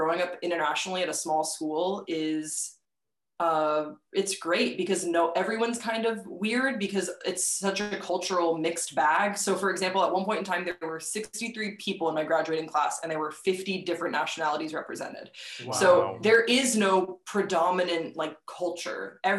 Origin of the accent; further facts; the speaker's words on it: Waterloo, Walloon Brabant, Belgium; I grew up in Waterloo, Belgium from the age of like 7 until I graduated high school at 18.